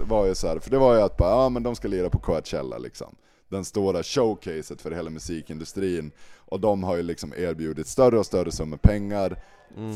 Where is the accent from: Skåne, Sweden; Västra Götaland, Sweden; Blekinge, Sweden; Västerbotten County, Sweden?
Västerbotten County, Sweden; Malå; now in Umeå, Sweden; jag är uppväxt i liksom Sveriges femte minsta kommun